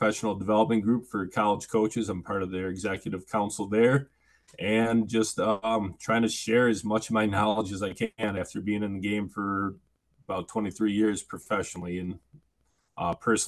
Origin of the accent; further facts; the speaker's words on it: Oshkosh, Wisconsin, United States; also born or lived in River Falls, Wisconsin; I grew up in the Fox River Valley, in the heart of Oshkosh